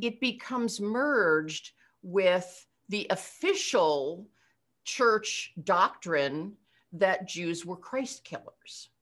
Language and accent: English; Eastern Pennsylvania, United States; also born or lived in Altoona, Pennsylvania; I'm from Eastern Pennsylvania